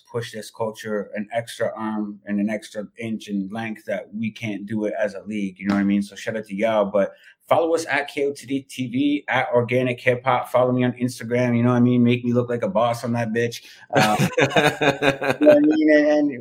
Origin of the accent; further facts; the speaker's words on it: Toronto, Ontario, Canada; I'm from Toronto